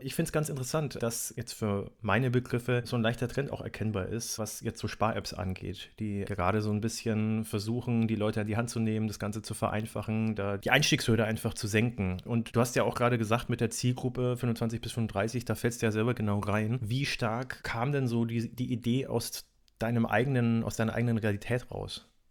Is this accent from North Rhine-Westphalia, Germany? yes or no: no; Nuremberg, Bavaria, Germany; ich bin in Nürnberg aufgewachsen